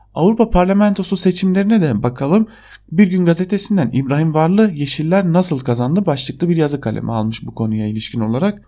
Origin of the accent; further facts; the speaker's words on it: Diyarbakır, Diyarbakır Province, Turkey; moved away; Bir Diyarbakırlı olarak